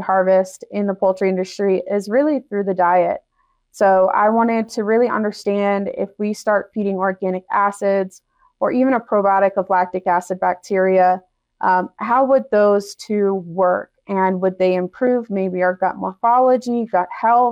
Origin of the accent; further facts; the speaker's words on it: Delaware, United States; moved away as an adult; also born or lived in Mississippi; now in Wyoming, United States; I grew up in Delaware, you know, where the chickens outnumber the people